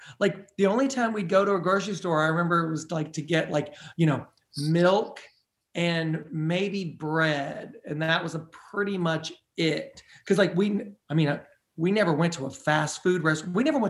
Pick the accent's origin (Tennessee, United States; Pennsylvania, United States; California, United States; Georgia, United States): Tennessee, United States; Nashville; I was like, I am here from Nashville.